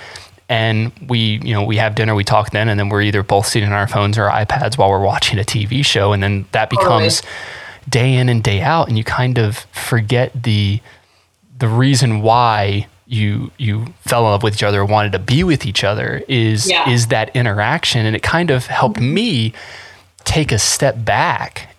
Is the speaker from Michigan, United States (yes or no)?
no; North Carolina, United States; I grew up in North Carolina.